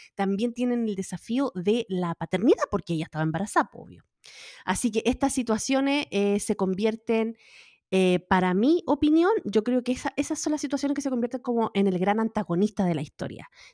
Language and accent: Spanish; Chile; moved away; Yo soy chilena con Mauricio, los dos somos chilenos